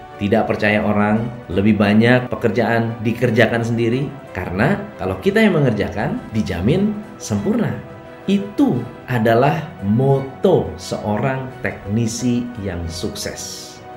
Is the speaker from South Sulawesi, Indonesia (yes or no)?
no; Bogor, West Java, Indonesia; moved away; Setiap kali saya pulang ke Bogor, saya selalu senang, bahagia, bukan karena itu adalah tanah kelahiran saya